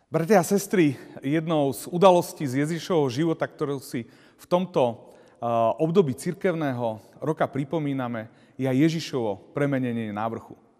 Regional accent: Turiec, Žilina Region, Slovakia; Ja osobne pochádzam z Turca a tam je veľa vrchov, kopcov

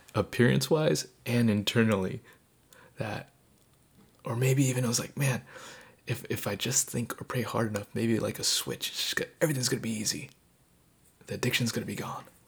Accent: Southern California, United States; moved away as an adult; also born or lived in eastern Washington State; I grew up in Southern California and I got to go to college uh, on the eastern side of Washington State.

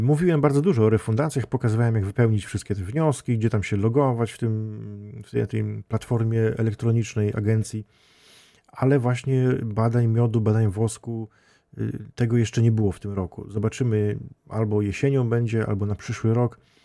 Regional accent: Świętokrzyskie Voivodeship, Poland; tutaj u nas w Świętokrzyskim

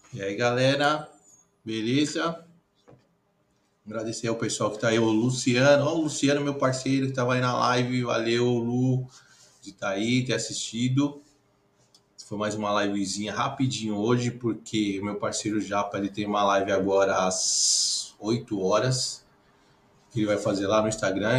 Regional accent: São Paulo, Brazil; Eu sou da aqui da Moca, velho. Sou moquense.

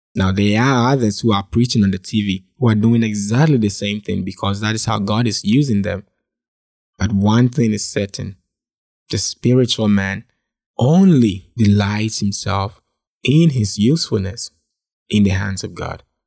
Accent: Ghana; I was born and raised in Ghana

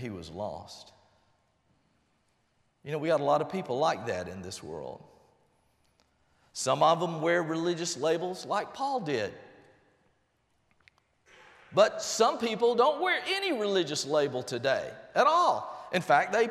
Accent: Albany, Georgia, United States; also born or lived in Blakely, Georgia; I was born in Blakely, Georgia. Grew up in Albany

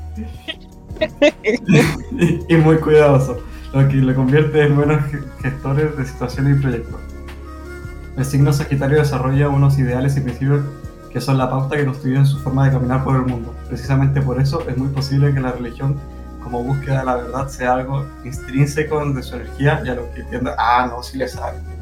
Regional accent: Chile; born or raised there; moved away

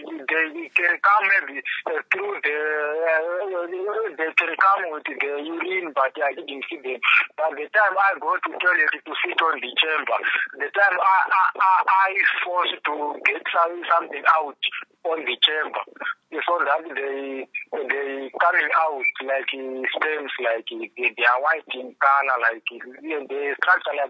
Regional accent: Zimbabwe; now in Pretoria, South Africa; I come from Zimbabwe

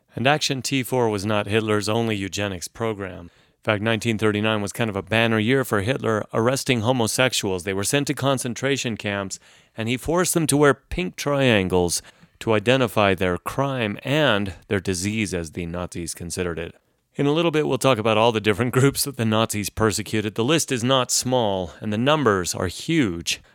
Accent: United States; Growing up in the United States

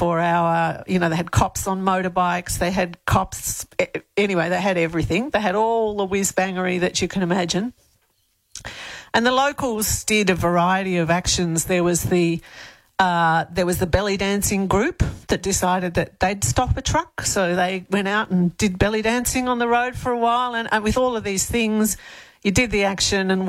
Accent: Melbourne, Victoria, Australia; moved away as an adult; now in Elands, Australia; I grew up in Victoria and Melbourne

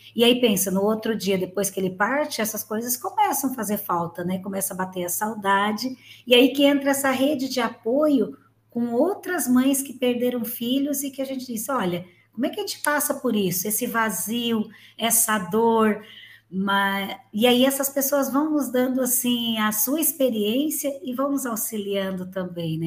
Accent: Gravatal, Santa Catarina, Brazil; Eu moro em Santa Catarina, minha cidade natal aqui é Gravatal

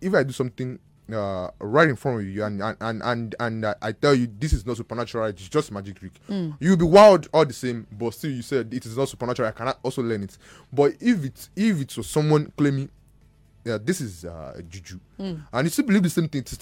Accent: Ibadan, Oyo, Nigeria; I'm from Ibadan.

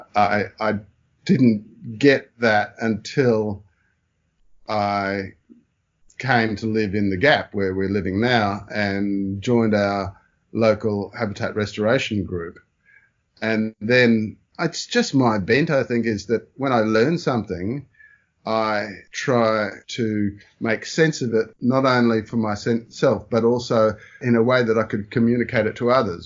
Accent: Brisbane, Queensland, Australia; also born or lived in Melbourne / Singapore; after being born in Melbourne, my parents moved to Brisbane after a short stint in Singapore

